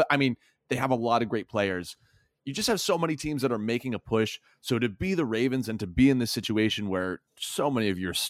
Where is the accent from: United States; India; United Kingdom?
United States; the South; I'm from the South.